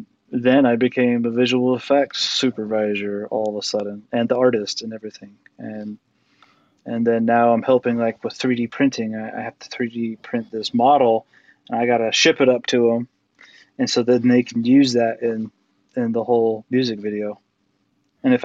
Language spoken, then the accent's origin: English; Utah, United States; from Utah, but yeah.